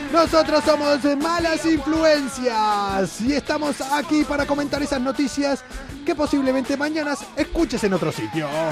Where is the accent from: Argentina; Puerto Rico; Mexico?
Argentina; accent: argentino; now in Spain; en mi pueblo en Argentina, llamamos cohetes